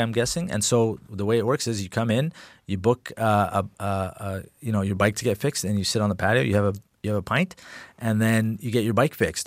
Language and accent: English; England, United Kingdom; now in Canada; growing up in England